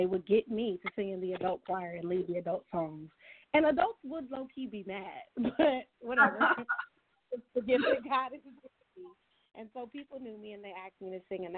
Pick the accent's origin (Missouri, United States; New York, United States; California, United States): California, United States; I was born and raised in California, so I'm a West Coast girl